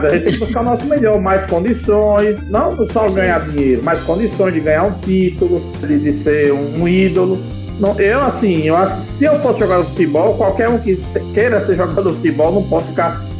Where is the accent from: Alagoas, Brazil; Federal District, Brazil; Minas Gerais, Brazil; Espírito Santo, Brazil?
Alagoas, Brazil; now in Rio Grande do Norte, Brazil; Eu moro aqui há 28 anos, agora em janeiro completou, sou alagoano, mas sou quase é, metade potiguar.